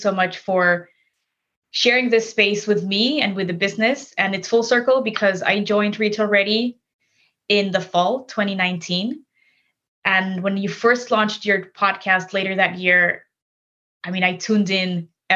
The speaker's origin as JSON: {"language": "English", "region": "Mexico City", "country": "Mexico", "tie": "born or raised there", "moved": "as an adult", "lives_now": "Chicago, United States", "said": "I grew up in Mexico City and I moved to Chicago 12 years ago for law school"}